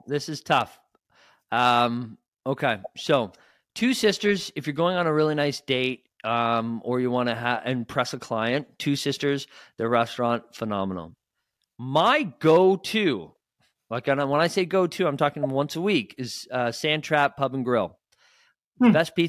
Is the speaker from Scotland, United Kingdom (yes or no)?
yes; Scotland, United Kingdom; They're Italian, I'm Scottish.